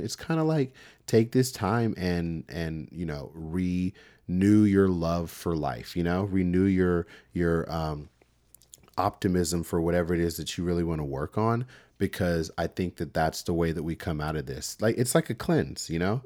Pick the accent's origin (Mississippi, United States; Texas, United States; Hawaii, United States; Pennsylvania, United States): Texas, United States; Houston; I'm from Texas and, uh, I'm from the Houston area. So I grew up around, you know, mega churches